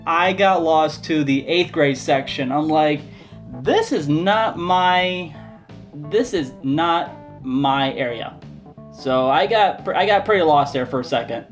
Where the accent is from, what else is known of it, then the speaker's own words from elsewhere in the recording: Orlando, Florida, United States; I'm from here. I'm from Florida. I'm from the Orlando side. So the middle school that I went to was Howard Middle School.